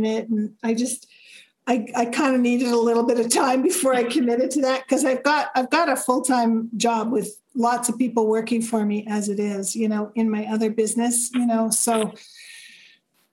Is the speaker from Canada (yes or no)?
yes; Canada; accent: Canadian; now in Arizona, United States; I'm from Canada, even though I live in the U.S.